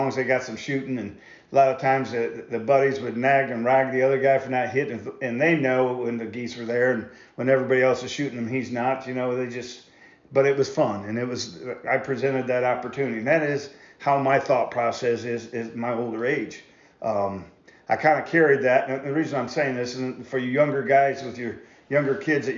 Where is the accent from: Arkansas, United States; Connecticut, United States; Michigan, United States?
Michigan, United States; now in Iowa, United States; I grew up in Michigan